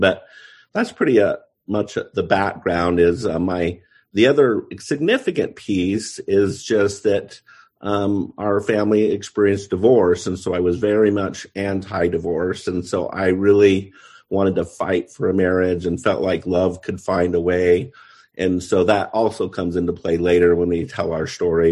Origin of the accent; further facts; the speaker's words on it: Pleasant Grove, Utah, United States; I grew up in Pleasant Grove, Utah